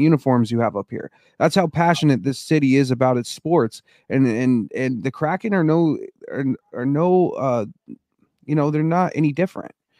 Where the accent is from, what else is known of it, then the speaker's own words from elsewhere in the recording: Denver, Colorado, United States; now in Seattle, United States; I was born and raised in Denver